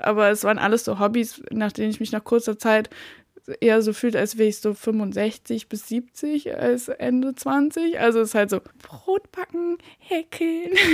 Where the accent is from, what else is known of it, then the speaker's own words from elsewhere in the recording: Baden-Württemberg, Germany; moved away as an adult; also born or lived in Rügen / Berlin; ich komme aus Baden-Württemberg eigentlich, bin aber nach der Schule erstmal nach Rügen emigriert komischerweise